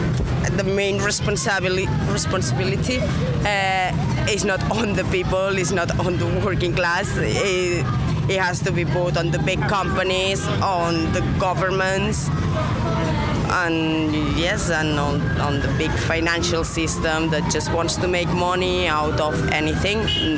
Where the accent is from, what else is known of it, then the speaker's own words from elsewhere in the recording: Catalonia, Spain; moved away; I'm from Catalonia